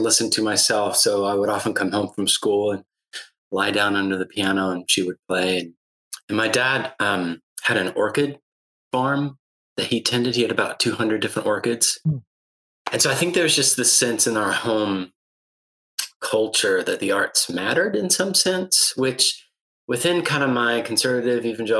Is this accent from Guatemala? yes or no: yes; Guatemala City, Guatemala Department, Guatemala; Well, I was raised in Guatemala City, be exact, missionary kid.